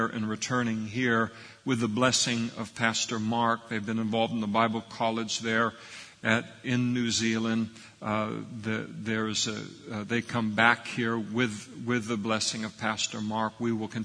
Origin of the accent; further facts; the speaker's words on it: Scotland, United Kingdom; I'm a Scot.